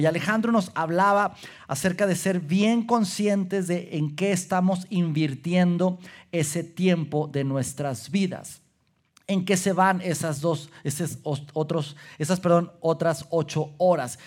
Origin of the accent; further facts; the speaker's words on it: Durango, Mexico; moved away; nací, crecí en la ciudad de Durango